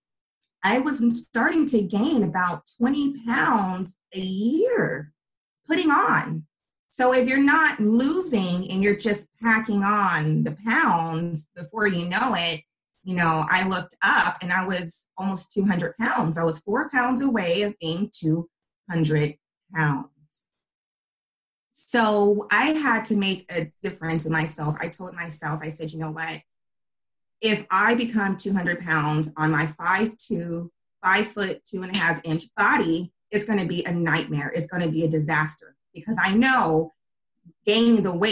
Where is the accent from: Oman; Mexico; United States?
United States; Bay Area, California; I am from the Bay Area, born and raised in the Bay Area